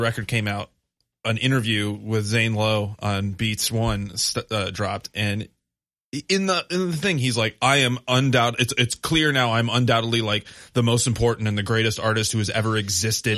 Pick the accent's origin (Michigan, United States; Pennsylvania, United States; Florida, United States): Michigan, United States; Grand Rapids; moved away; I grew up in Grand Rapids. My family still lives there.